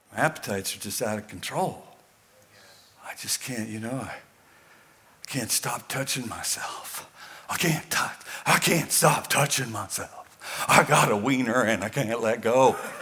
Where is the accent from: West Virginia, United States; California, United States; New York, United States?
California, United States; Weaverville; moved away as an adult; I'm from Weaverville